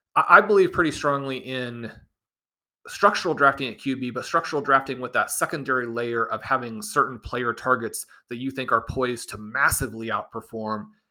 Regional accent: Kansas City, Missouri, United States; growing up in Kansas City, attending all these games in Arrowhead

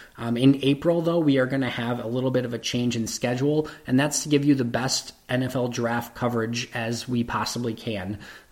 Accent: Green Bay, Wisconsin, United States; I'm from Green Bay.

